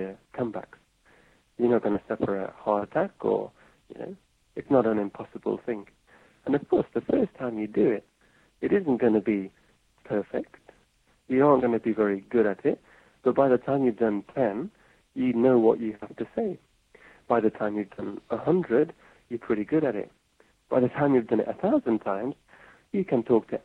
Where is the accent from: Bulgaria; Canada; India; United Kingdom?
United Kingdom; England; moved away as an adult; now in Japan; Being English, being foreign in Japan